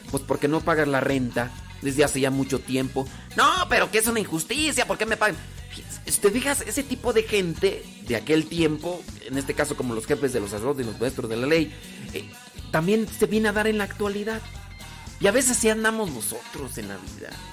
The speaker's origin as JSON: {"language": "Spanish", "region": "State of Mexico", "country": "Mexico", "tie": "born or raised there", "said": "Estado de México nací"}